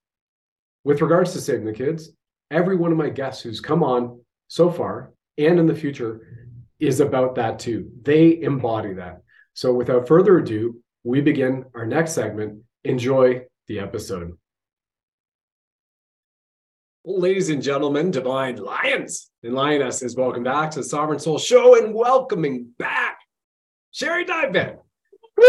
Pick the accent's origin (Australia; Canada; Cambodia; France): Canada